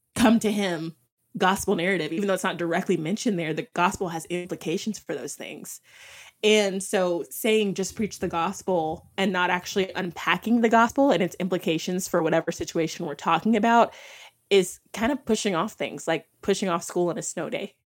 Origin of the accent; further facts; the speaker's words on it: Texas, United States; moved away as an adult; also born or lived in Minneapolis; I'm from Texas, um, and when we moved to Minneapolis